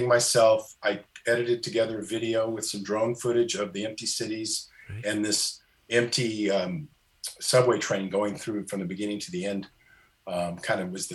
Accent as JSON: {"language": "English", "region": "California", "country": "United States", "said": "I'm from California"}